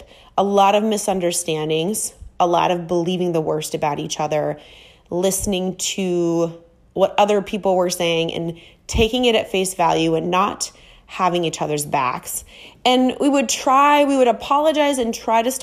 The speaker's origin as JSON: {"language": "English", "region": "Minnesota", "country": "United States", "moved": "as an adult", "lives_now": "Miami, United States", "said": "I'm from Minnesota and I moved to Miami"}